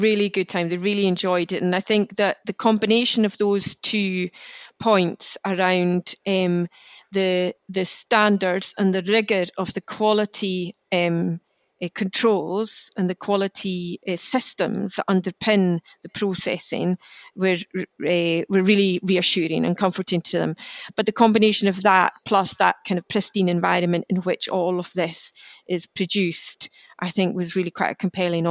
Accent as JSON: {"language": "English", "region": "West Coast of Scotland", "country": "United Kingdom", "said": "I'm from the West Coast"}